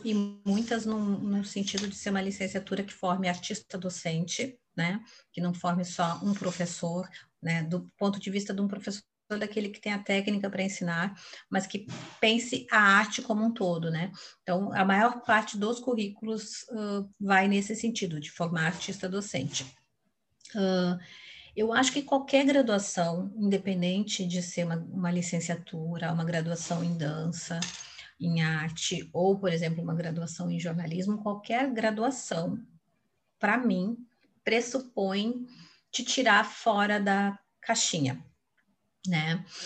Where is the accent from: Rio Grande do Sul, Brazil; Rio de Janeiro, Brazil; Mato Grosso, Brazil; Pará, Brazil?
Rio Grande do Sul, Brazil; Porto Alegre; moved away as an adult; also born or lived in Brasília / São Paulo; eu sou porto-alegrense, né? Assim, me criei até os 25 anos, morava no Rio Grande do Sul